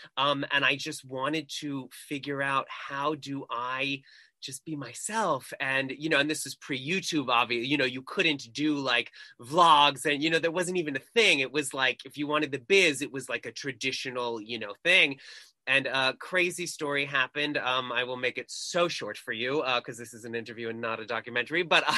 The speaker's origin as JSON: {"language": "English", "area": "Long Island", "region": "New York", "country": "United States", "tie": "born or raised there", "moved": "yes", "lives_now": "Los Angeles, United States", "said": "I am a Long Island boy. I am from, yeah, a foreign country off the coast of New York called Long Island. It's a weird tribe. And yeah, I am a New Yorker."}